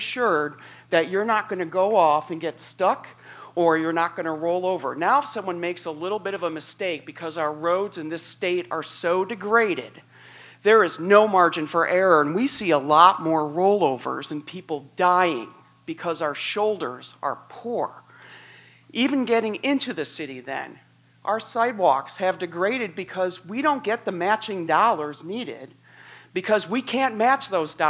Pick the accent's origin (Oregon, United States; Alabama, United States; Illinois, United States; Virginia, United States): Illinois, United States; now in Macomb, United States; This is my home. I came here from Northern Illinois back in 86 to come to school here.